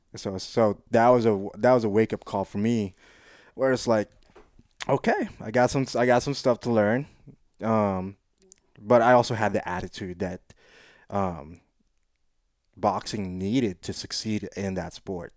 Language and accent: English; Quezon City, Metro Manila, Philippines; moved away; also born or lived in South Side, Hawaii, United States; growing up in the Philippines, I was in the biggest metropolitan area called Quezon City